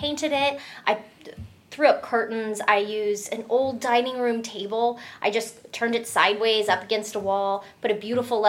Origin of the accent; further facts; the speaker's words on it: South Florida, United States; moved away as an adult; also born or lived in Salt Lake City, Utah; now in Indiana, United States; I was raised in the suburbs down in South Florida, so totally understand suburban life, get it.